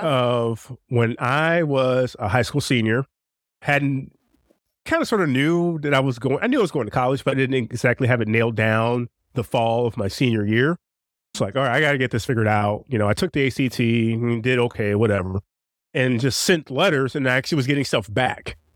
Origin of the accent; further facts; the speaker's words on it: St. Louis, Missouri, United States; born and raised in Saint Louis